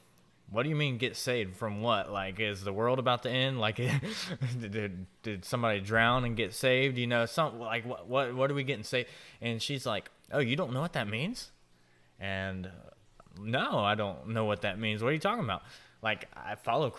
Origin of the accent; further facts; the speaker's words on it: Jacksonville, Florida, United States; I was actually born and raised in Jacksonville, Florida.